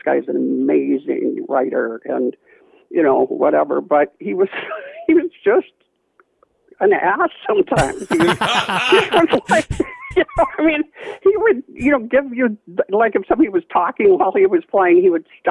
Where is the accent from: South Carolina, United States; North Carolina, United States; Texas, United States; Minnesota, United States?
Minnesota, United States; Richfield; I grew up on 65th in Portland in Richfield, Minnesota